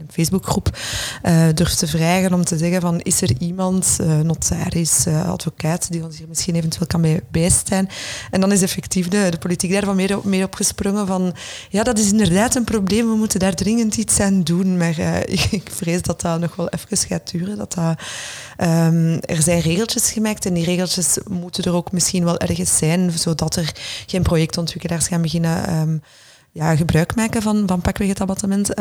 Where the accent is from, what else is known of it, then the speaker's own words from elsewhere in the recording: Brussels, Brussels-Capital Region, Belgium; also born or lived in London; wij als, als Brusselaars, of misschien ingewikkelde Brusselaars moet ik ook wel zeggen